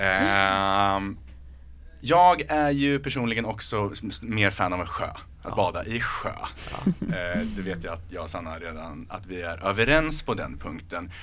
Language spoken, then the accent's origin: Swedish; Örebro, Örebro County, Sweden; accent: Närke dialect; jag är från Örebro, uppväxt med insjöar, bada insjöar